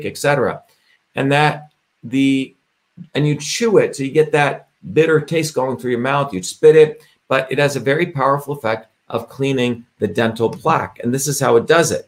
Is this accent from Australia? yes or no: no; India; moved away; I grew up in India, as I've shared with you, where I experienced a caste system